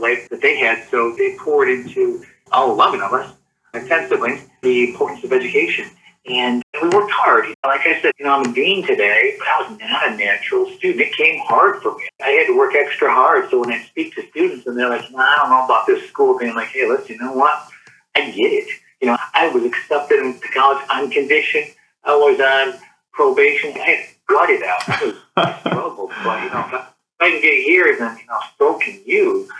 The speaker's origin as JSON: {"language": "English", "town": "Jackson", "region": "Michigan", "country": "United States", "tie": "born or raised there", "said": "Born and raised in Jackson, so just south of here"}